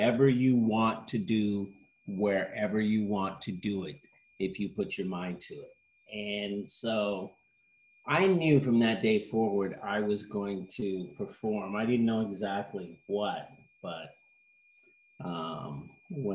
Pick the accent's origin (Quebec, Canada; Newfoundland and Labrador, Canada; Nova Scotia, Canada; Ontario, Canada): Ontario, Canada; London; moved away as an adult; now in United States; I grew up in London, Ontario, Canada. After moving there with my parents, I was born in London, England. So we went from London, England to London, Ontario. And then I moved to the US as an adult